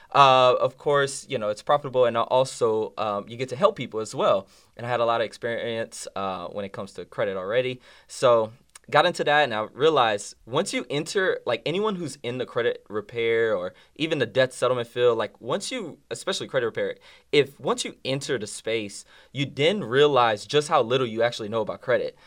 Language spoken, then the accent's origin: English; New Orleans, Louisiana, United States; now in Dallas, United States; I'm from New Orleans, Louisiana